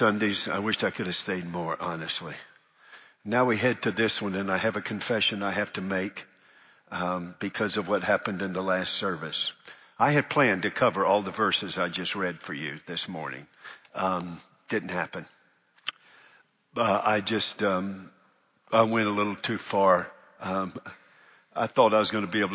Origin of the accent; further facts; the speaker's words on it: Charlotte, North Carolina, United States; moved away; I really loved being there for 17 years in my hometown. But it was my hometown